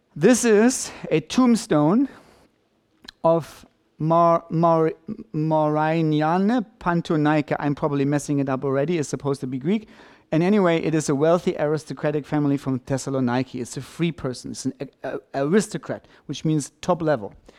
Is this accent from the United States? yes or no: no; Germany